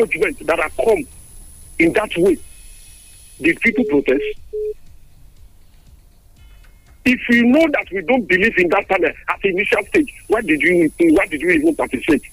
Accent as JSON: {"language": "English", "country": "Nigeria", "said": "I see Nigerians as we speak with both sides of our mouth"}